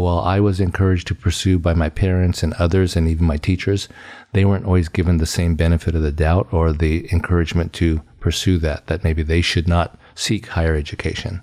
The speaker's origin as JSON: {"language": "English", "town": "Fresno", "region": "California", "country": "United States", "tie": "born or raised there", "said": "I, uh, grew up on a small farm outside of Fresno, California"}